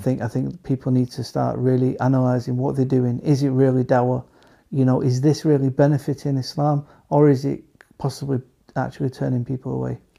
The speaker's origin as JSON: {"language": "English", "region": "England", "country": "United Kingdom", "said": "we we live in England. We're from England"}